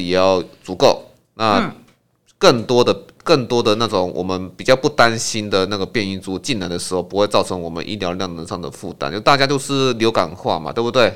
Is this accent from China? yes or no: no; Taiwan; 我们台湾人